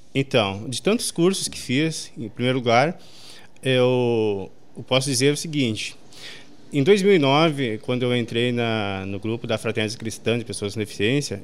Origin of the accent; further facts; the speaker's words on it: Sobradinho, Brazil; eu nasci e me criei aqui em Sobradinho